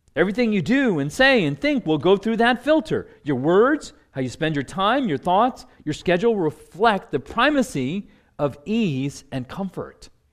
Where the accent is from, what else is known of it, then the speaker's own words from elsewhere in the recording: New Jersey, United States; moved away as an adult; now in Washington, D.C., United States; I grew up in New Jersey